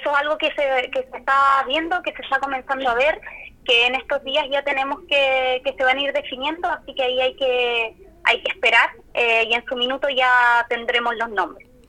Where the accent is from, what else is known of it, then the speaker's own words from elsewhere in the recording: Puerto Montt, Los Lagos, Chile; also born or lived in Calbuco; yo soy nací en Calbuco, en la isla de las Aguas Azules. Eh, soy de Puerto Montt, em, actualmente vivo acá.